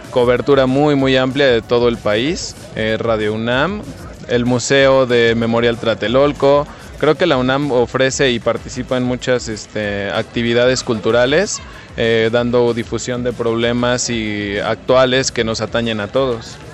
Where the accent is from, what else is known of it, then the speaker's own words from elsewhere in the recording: Bogotá, Colombia; yo soy de acá de Bogotá, yo estudio psicología en la Universidad del Bosque